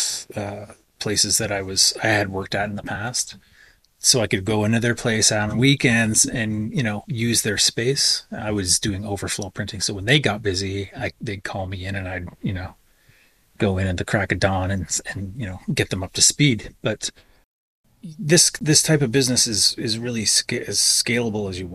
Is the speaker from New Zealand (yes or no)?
no; White Sand First Nation, Ontario, Canada; now in Peterborough, Canada; I am Loon Clan from White Sand First Nation